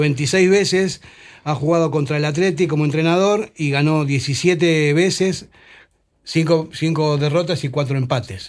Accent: Argentina; now in Spain; yo como argentino

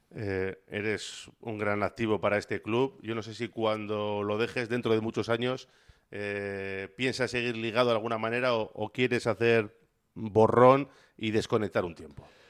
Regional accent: Bilbao, Basque Country, Spain; soy de Bilbao también

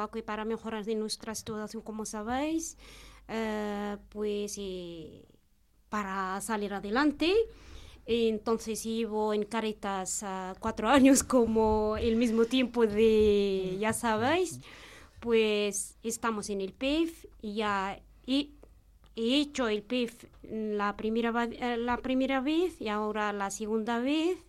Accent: Morocco; Spanish is a second language; moved away as an adult; now in Spain; soy de Marruecos. Pues llevo aquí cuatro años y medio

